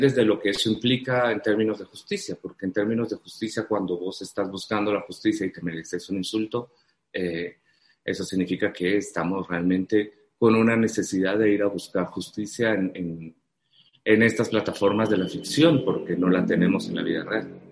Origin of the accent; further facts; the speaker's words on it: Guatemala; yo tengo una etiqueta en mi país de comunista terrible